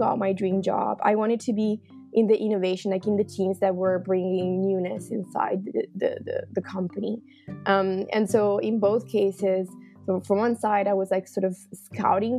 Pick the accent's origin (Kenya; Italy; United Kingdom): Italy; Milan, Lombardy; moved away as an adult; now in Netherlands; I was born and raised in Milan, so I'm actually Italian. And I moved to the Netherlands around almost now 5 years ago